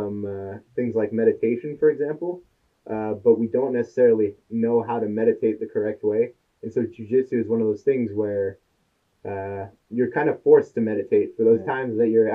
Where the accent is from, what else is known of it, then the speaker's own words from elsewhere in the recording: Florida, United States; I was a kid in high school, growing up in Florida